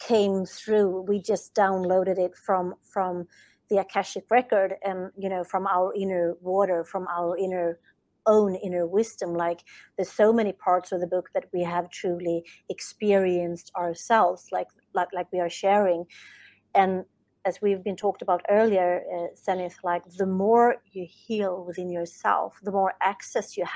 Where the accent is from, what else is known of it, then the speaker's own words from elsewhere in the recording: Sweden; English is a second language; English is not my native language, as I'm from Sweden